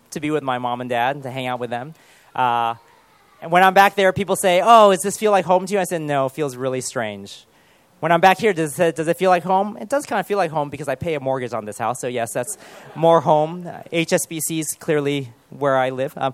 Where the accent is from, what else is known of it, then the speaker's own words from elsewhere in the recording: United Kingdom; born there; Especially if we are born here and we're British, but we're at the same time we're Chinese